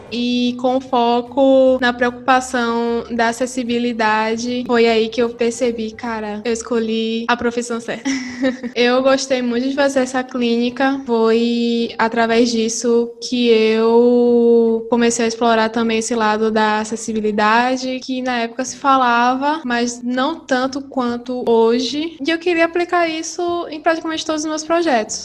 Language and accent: Portuguese; Salvador, Bahia, Brazil; moved away as an adult; now in Portugal; eu sou natural de Salvador, Bahia